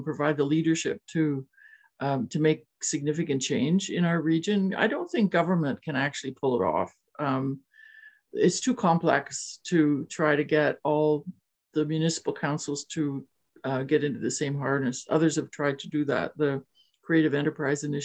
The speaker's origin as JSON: {"language": "English", "town": "Waterloo", "region": "Ontario", "country": "Canada", "tie": "born or raised there", "said": "I'm born and raised here, 74 years old now"}